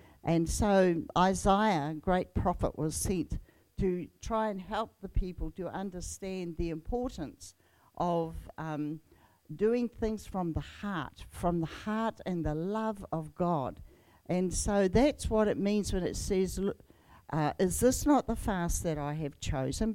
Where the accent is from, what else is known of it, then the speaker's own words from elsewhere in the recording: Whanganui, Manawatū-Whanganui, New Zealand; moved away; also born or lived in England / Tauranga; Whanganui, who is my tribal area